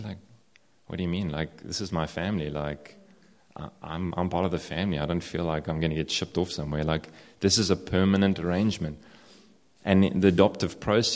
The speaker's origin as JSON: {"language": "English", "country": "South Africa", "said": "I'm South African"}